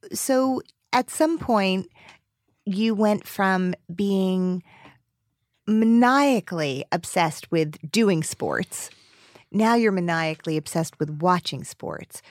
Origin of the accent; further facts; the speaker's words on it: New Jersey, United States; I grew up in New Jersey